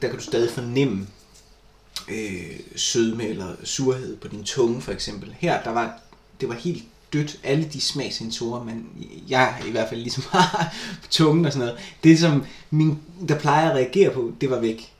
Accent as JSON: {"language": "Danish", "town": "Vejle", "region": "Southern Denmark", "country": "Denmark", "tie": "born or raised there", "moved": "yes", "said": "jeg var flyttet fra Vejle"}